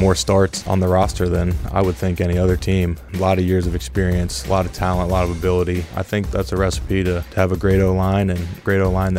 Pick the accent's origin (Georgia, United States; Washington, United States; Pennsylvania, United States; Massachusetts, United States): Pennsylvania, United States; And I'm in my home state. I love that. Not too far from where I went to school up at Penn State.